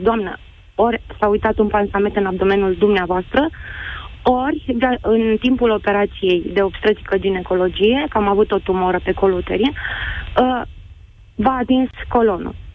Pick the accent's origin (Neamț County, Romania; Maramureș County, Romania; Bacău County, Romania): Neamț County, Romania; Piatra Neamț; Sunt din Piatra mm. Neamț